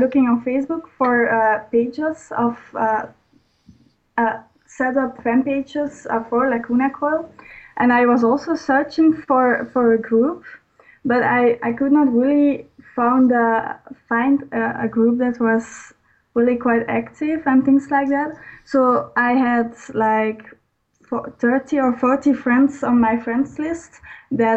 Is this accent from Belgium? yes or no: yes; Belgium; I am a girl from Belgium.